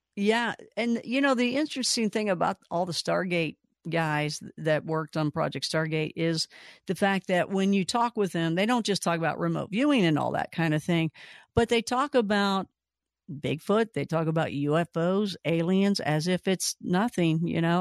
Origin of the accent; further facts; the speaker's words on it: Kentucky, United States; moved away; I'm from originally from Kentucky